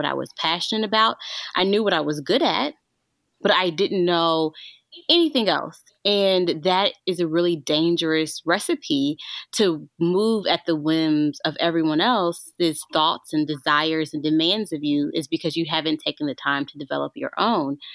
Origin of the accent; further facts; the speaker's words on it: Arkansas, United States; I grew up in Arkansas. I grew up in the South